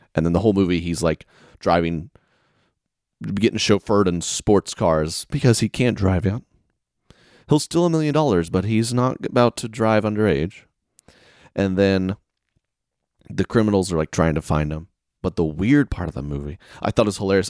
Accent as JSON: {"language": "English", "region": "the South", "country": "United States", "moved": "yes", "said": "I'm from the South"}